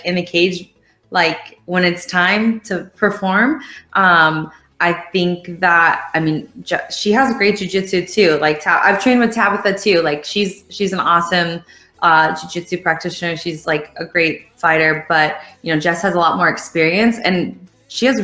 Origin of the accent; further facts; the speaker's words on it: Ireland; I'm from Ireland